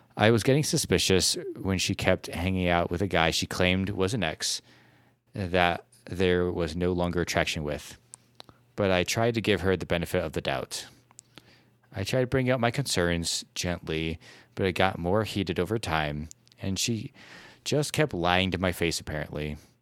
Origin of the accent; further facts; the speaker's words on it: Midwest, United States; as a Midwesterner, a fellow Midwesterner